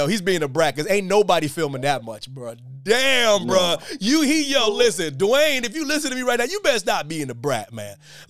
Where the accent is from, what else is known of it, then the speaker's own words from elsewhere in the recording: Pennsylvania, United States; I'm from Pennsylvania